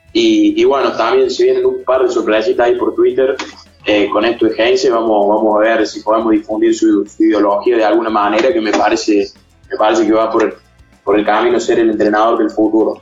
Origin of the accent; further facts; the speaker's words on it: Argentina; yo como argentino viviendo acá